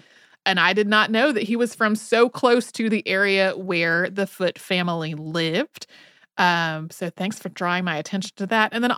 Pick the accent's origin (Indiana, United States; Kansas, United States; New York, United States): New York, United States; Galway; also born or lived in Saratoga Springs, United States; I grew up outside of Saratoga Springs, New York, in a small town, one stop late, called Galway.